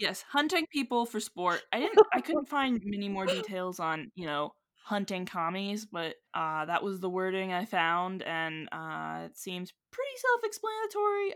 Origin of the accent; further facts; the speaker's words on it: West Virginia, United States; we're from West Virginia. West Virginians